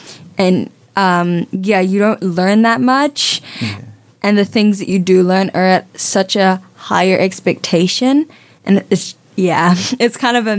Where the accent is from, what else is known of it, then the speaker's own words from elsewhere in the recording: New Zealand; also born or lived in Samoa; I started off in primary school, like half in New Zealand, and then I studied in Samoa for 5 years in an international school, and I just moved back here.